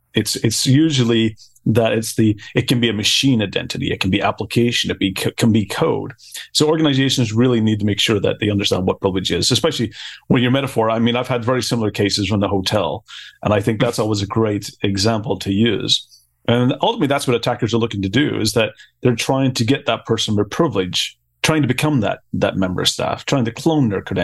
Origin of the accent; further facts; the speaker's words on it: Belfast, Northern Ireland, United Kingdom; moved away as an adult; now in Tallinn, Estonia; But I'm originally from Belfast